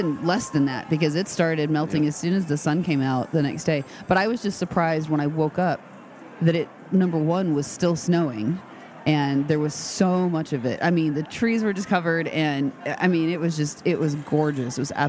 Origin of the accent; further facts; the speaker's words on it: Midwest, United States; moved away; also born or lived in Memphis; we grew up in the Midwest, right? So we've seen snow. We know snow.